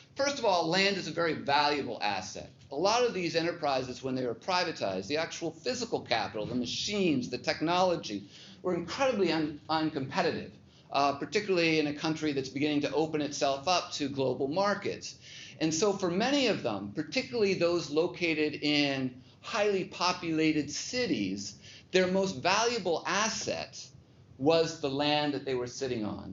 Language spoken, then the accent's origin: English; Seattle, Washington, United States; moved away; I grew up in Seattle, went to uh, Bellevue High School